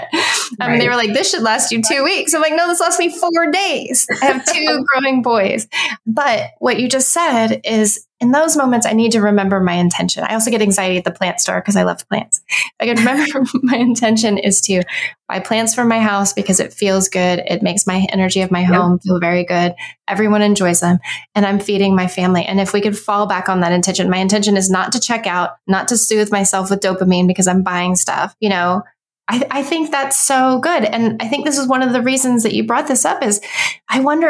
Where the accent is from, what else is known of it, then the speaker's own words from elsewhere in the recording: Texas, United States; growing up in Texas